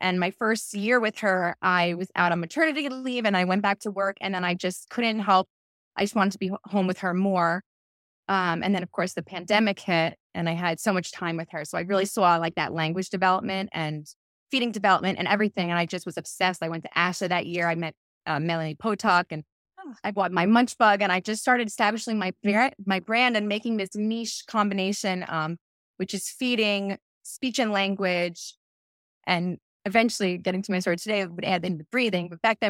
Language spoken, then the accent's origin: English; Long Island, New York, United States; moved away as an adult; About a year and a half ago, we moved from Long Island, which is where I did all of my education.